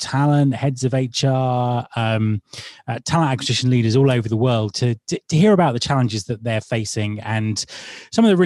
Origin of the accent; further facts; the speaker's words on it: United Kingdom; Being British